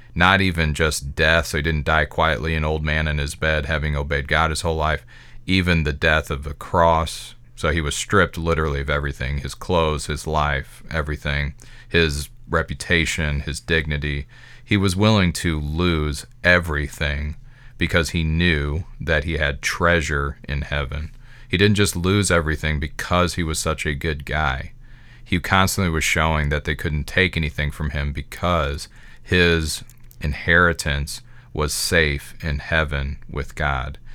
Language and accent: English; Midwest America, United States; I can only speak as an American. That's my context, a Midwest American.